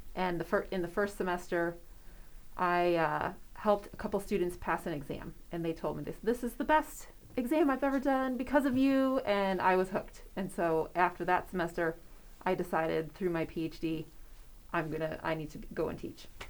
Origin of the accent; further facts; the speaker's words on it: Wisconsin, United States; now in York, United States; I'm originally from Wisconsin